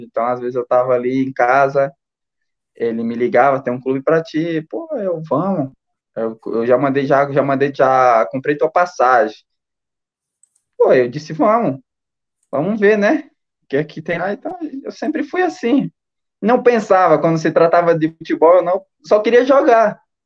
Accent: Fortaleza, Ceará, Brazil; also born or lived in Maracanaú; sou de Fortaleza, mas meus pais é lá de, de Tarema

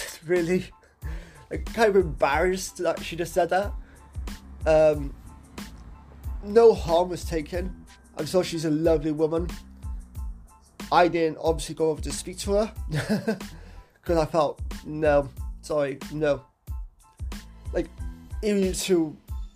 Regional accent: Cardiff, Wales, United Kingdom; my seat at Cardiff has his strange moments. Has his strange people

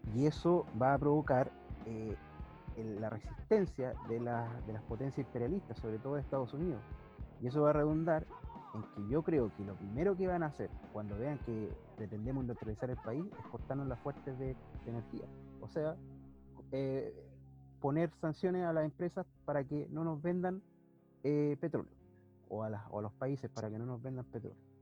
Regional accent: Temuco, Araucanía, Chile; soy de Temuco

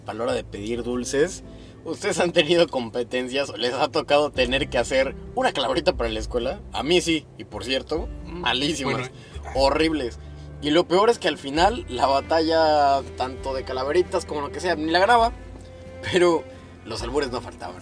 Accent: Mexico; nosotros que somos mexicanos

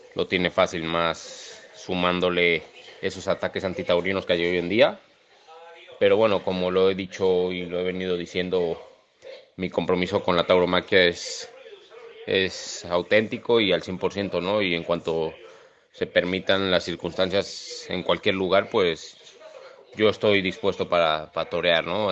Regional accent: Mexico; now in Spain; también en México, ¿no? Que, es mi tierra

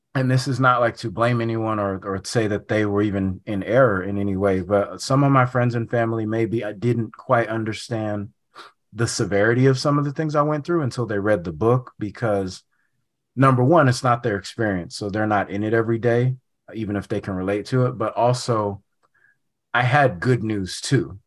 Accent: Sacramento, California, United States; I'm from, um, Sacramento

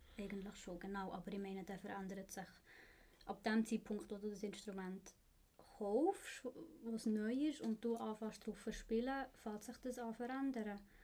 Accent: Bern, Switzerland; moved away as an adult; now in Zurich, Switzerland; ich bin in Bern aufgewachsen und für die Lehre auf Zürich gekommen

